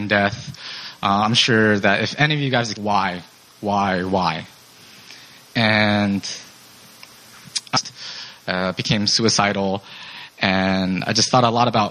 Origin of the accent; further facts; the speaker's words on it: Seattle, Washington, United States; moved away as an adult; I'm from Seattle